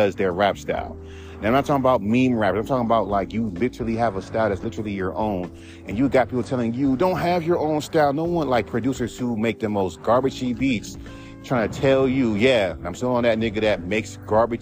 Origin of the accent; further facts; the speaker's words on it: Los Angeles, California, United States; I'm from California. I'm from